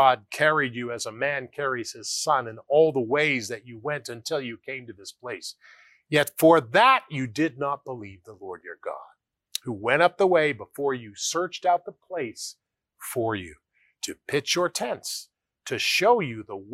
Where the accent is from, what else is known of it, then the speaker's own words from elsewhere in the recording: United States; I grew up in the United States of America